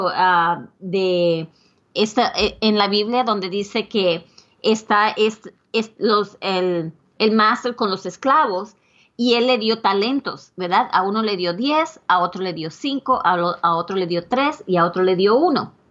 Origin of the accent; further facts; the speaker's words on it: Puerto Rico; now in United States; yo originalmente soy de Puerto Rico